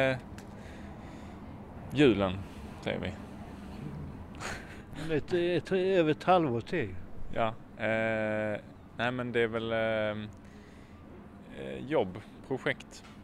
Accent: Gothenburg, Västra Götaland, Sweden; Vi är från Göteborg.

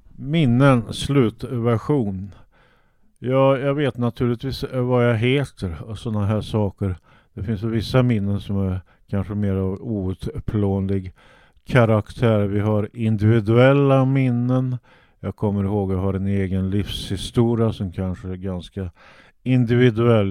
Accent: Sweden; jag är svenska, född i Sverige talar svenska

